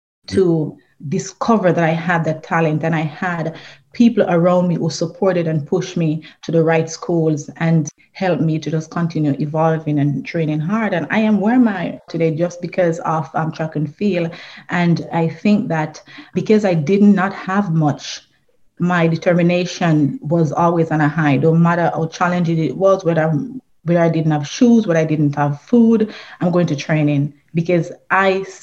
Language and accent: English; Trelawny, Jamaica; I was born in Trelawney, Jamaica. It is a rural area, so I consider myself a country girl